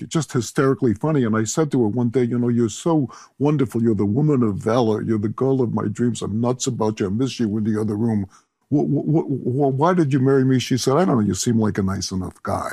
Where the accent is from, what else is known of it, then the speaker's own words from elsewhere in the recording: Chicago, Illinois, United States; moved away; I grew up in Chicago